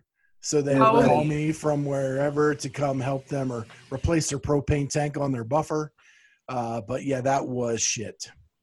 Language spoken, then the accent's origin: English; Pennsylvania, United States; That was in Pennsylvania. Oh, okay. In my hometown.